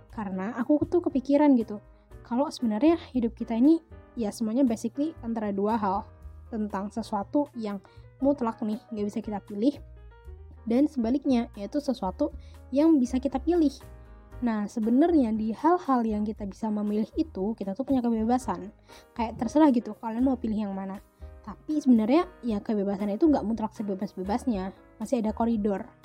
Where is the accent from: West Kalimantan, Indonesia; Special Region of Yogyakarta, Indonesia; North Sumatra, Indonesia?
Special Region of Yogyakarta, Indonesia; Yogyakarta; I was born in Jogja, besar di Jogja juga, tapi ayah sama mama aku itu orang Medan